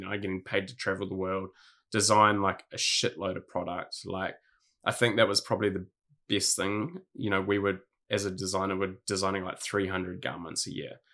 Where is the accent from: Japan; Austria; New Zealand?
New Zealand; Hawke's Bay; also born or lived in Sydney, Australia; now in Gold Coast, Australia; I grew up in Hawke's Bay, um, in New Zealand